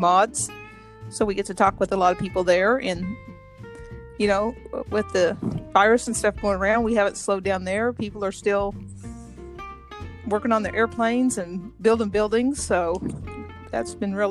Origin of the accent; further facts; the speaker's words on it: Oklahoma, United States; moved away as an adult; now in Kansas, United States; I'm from Oklahoma, down around Bartlesville and Tulsa